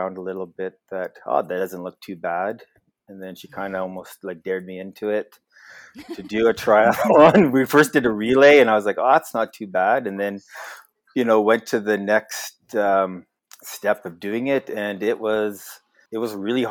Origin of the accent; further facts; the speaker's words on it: Edmonton, Alberta, Canada; also born or lived in Lethbridge, Alberta; now in Wainwright, Canada; So I grew up in Edmonton, Alberta, and then went off to university in Lethbridge